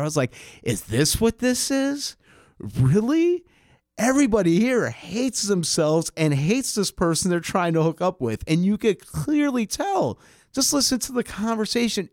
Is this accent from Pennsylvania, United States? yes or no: no; New York City, New York, United States; growing up on the Upper West Side of Manhattan